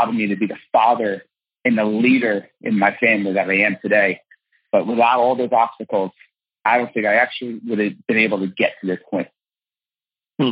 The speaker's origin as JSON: {"language": "English", "region": "New Jersey", "country": "United States", "said": "I'm from Jersey and I'm Italian."}